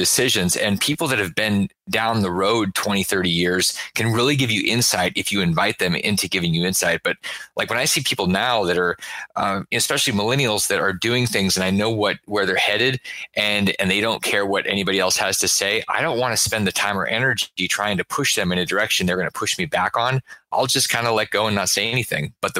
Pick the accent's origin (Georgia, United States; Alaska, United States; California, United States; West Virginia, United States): Alaska, United States; I grew up in Alaska